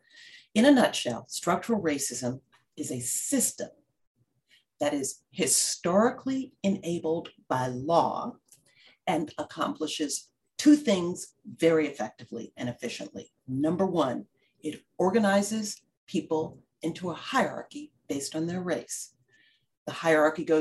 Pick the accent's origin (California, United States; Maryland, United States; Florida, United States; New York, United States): New York, United States; New York City; I grew up in the South Bronx.